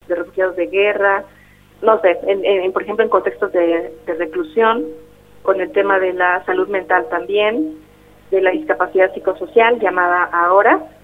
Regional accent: Oaxaca de Juárez, Oaxaca, Mexico; soy ah, originaria de Oaxaca, de Oaxaca de Juárez

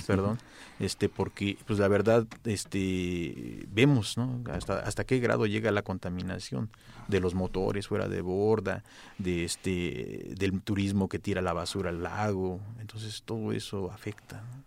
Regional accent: Mexico City, Mexico; Yo soy del barrio de Colhuacatzinco, Atlilic, Asunción

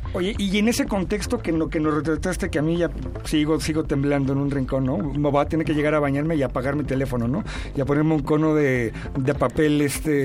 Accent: Mexico

